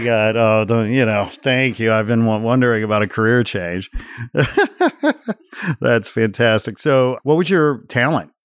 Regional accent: the Midwest outside Chicago, Illinois, United States; growing up in the Midwest outside Chicago, seventies and eighties, I graduated high school eighty-eight

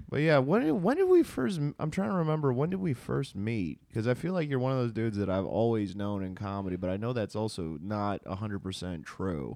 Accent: Visalia, California, United States; I was born in Tulare County, Visalia

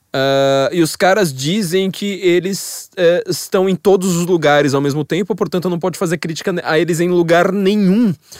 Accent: São Paulo, Brazil; como eu sou paulista, eu tenho uma mentalidade geográfica de paulistana

